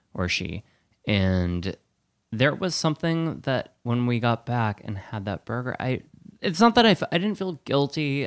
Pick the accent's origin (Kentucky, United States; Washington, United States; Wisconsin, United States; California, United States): Wisconsin, United States; I'm from Wisconsin